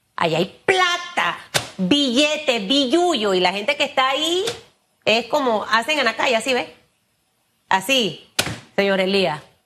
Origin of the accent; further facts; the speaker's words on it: Panama; yo como panameña